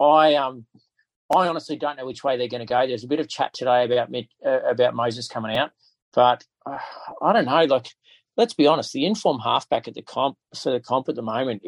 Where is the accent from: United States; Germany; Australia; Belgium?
Australia; Queensland; as a Queenslander